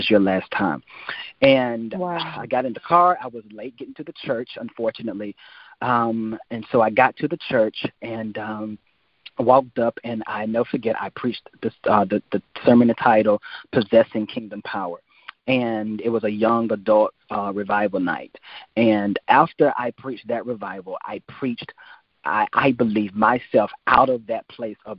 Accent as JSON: {"language": "English", "country": "United States", "tie": "born or raised there", "said": "my hometown in Washington"}